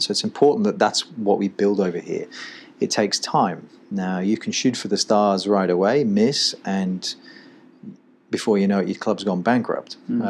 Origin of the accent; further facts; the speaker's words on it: England, United Kingdom; moved away as an adult; now in United States; in 2002 when I came over from England and played in Charleston Battery.